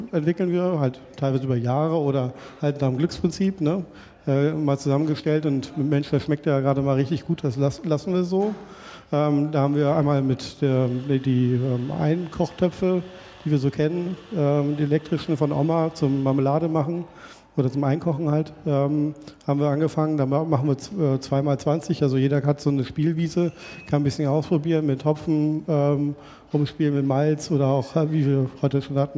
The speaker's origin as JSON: {"language": "German", "town": "Springe", "region": "Lower Saxony", "country": "Germany", "said": "Sven kommt aus äh, Basinghausen, ich komme aus Springer. Ähm, der Deister liegt in der Mitte"}